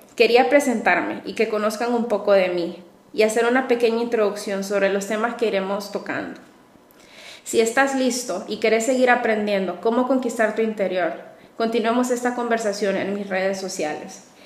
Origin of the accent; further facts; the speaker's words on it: Honduras; also born or lived in Madrid; Soy psicóloga, orgullosamente hondureña